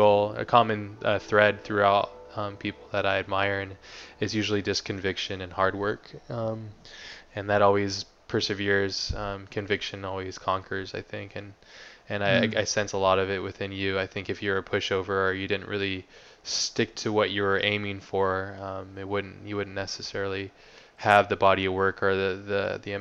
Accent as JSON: {"language": "English", "country": "United States", "said": "I'm American"}